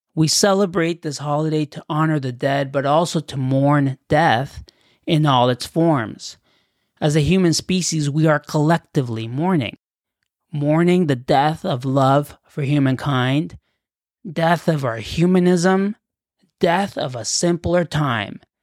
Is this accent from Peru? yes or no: no; Canada; also born or lived in Mexico; Growing up in Canada